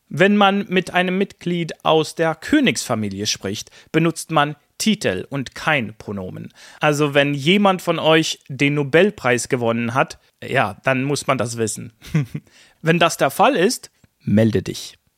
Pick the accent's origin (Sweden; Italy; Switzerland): Sweden; in Schweden drücken wir eben Höflichkeit anders aus